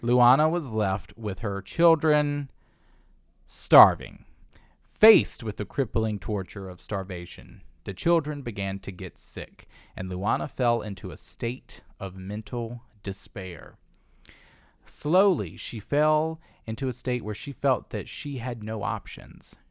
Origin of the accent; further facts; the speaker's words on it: Virginia, United States; the schools where we're from.